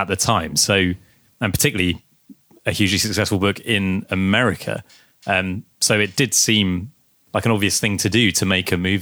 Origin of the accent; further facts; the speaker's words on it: Guernsey; we're from Guernsey, we live in Guernsey, we're broadcasting from Guernsey as we speak